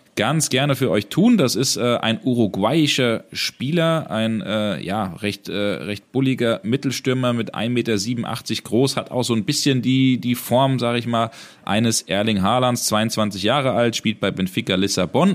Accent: Hesse, Germany; wie man bei uns in Hessen sagt

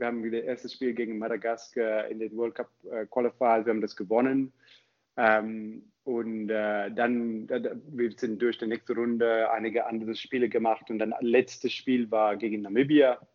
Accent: Zimbabwe; German is a second language; moved away as an adult; also born or lived in South Africa / Cape Town / Heidelberg, Germany; now in Germany; ich komme ursprünglich aus Zimbabwe

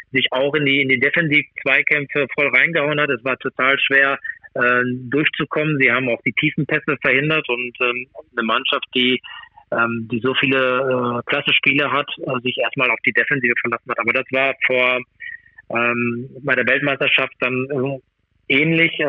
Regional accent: Germany; ich bin Deutscher und von daher bin ich natürlich auch Deutschland auch zugewandt.

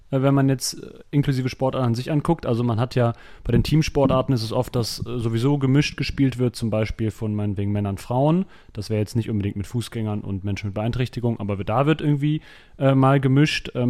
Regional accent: Lower Saxony, Germany; Ich komme aus Ostfriesland.

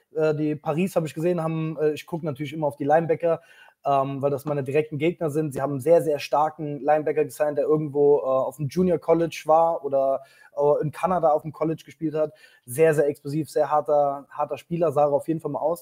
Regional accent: Saarland, Germany; für mich als Saarländer

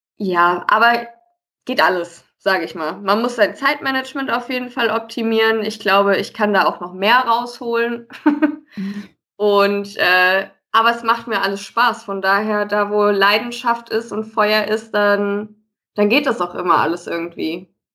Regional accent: Westerwald, Rhineland-Palatinate, Germany; now in Frankfurt, Germany; ich bin zwar jetzt schon einige Jahre in Frankfurt wohnhaft, aber ich komme ja eigentlich aus dem äh, gebürtig aus dem Westerwald, mhm. aus einem kleinen Dörflein

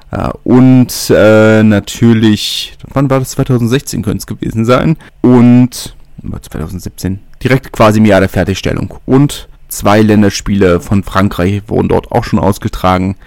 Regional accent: Berlin, Germany; ich bin Berliner

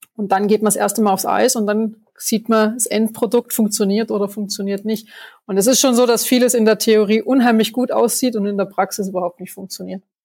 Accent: Schönau am Königssee, Bavaria, Germany; Also ich komme aus Berchtesgaden, aus der Schönau

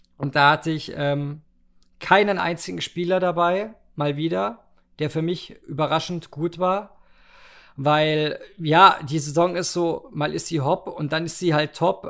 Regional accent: Germany; ich eine deutsche Kartoffel bin

